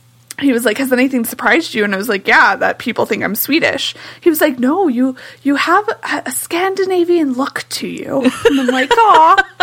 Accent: United States; accent: American; Some would catch my American accent and just immediately switch over to English, and some would stay to German because I fooled them. However, I know no Swedish, like none.

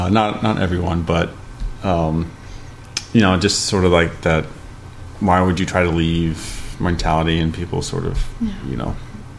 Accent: Ohio, United States; I think where we came from Ohio was kind of an extreme of not just it's Ohio and bad weather

